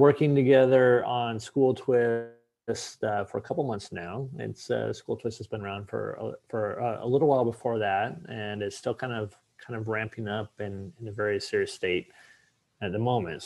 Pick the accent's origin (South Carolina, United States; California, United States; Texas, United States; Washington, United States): Washington, United States; Seattle; moved away as an adult; now in Boston, United States; I'm from Seattle originally. You and I are both in Boston now